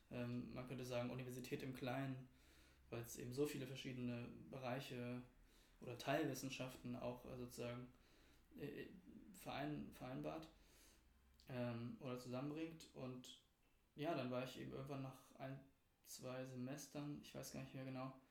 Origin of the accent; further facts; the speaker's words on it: Berlin, Germany; ich bin selbst aus Berlin, aus Berlin-Mitte, äh, aus dem Zentrum der Stadt sozusagen.